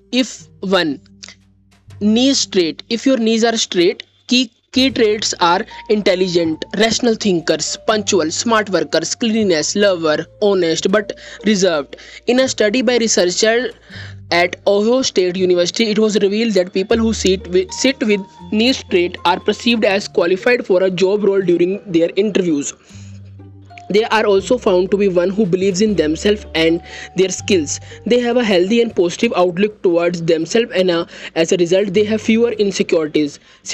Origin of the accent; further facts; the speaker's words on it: India; I am from India.